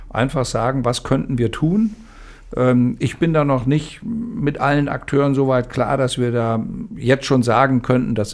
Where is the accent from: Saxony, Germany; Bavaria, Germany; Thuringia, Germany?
Thuringia, Germany; Also wir als Thüringer waren immer nicht ganz so glücklich, dass wir nicht so viel Produktion haben, wie wir uns wünschen würden.